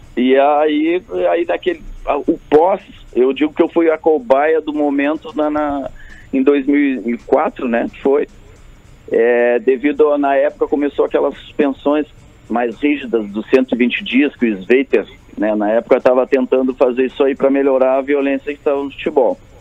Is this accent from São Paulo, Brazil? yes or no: no; Pelotas, Rio Grande do Sul, Brazil; eu sou do interior, eu sou de Pelotas, né?